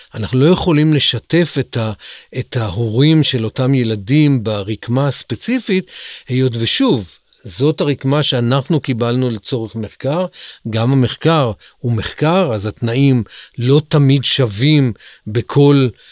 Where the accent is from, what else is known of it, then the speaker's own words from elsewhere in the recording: Central District, Israel; moved away as an adult; also born or lived in Negev; גדלתי באזור המרכז